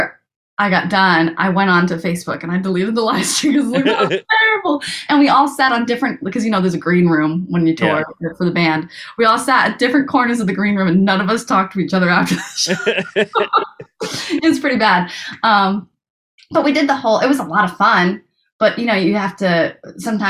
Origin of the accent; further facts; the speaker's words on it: Rhode Island, United States; I'm from Rhode Island